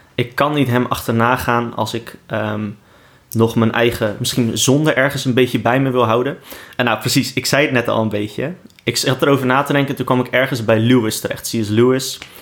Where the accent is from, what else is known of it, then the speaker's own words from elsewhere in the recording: Rotterdam, South Holland, Netherlands; Ik ben Rotterdammer in hart en nieren